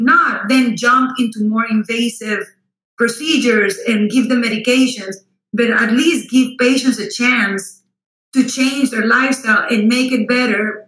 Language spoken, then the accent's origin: English; Costa Rica; English is a second language; also born or lived in Austin, Texas / Miami, Florida / Houston, Texas; now in United States; I was born and raised in Costa Rica, so that explains the accent.